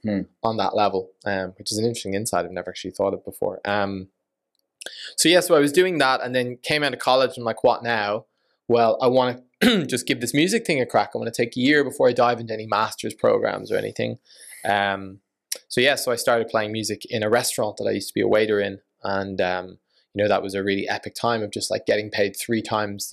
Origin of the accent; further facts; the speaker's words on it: Ireland; effectively grew up in Ireland